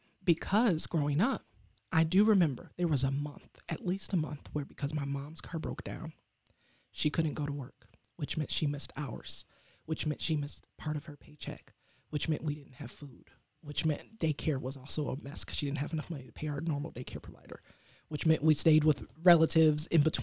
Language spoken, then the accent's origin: English; Detroit, Michigan, United States; So I grew up in Detroit, and I went to University of Michigan, Ann Arbor. It's only 45 minutes, but it's a world away.